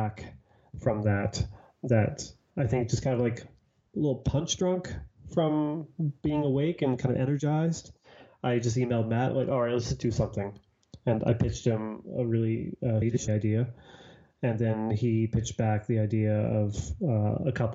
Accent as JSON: {"language": "English", "town": "Toronto", "region": "Ontario", "country": "Canada", "said": "I'm from Toronto"}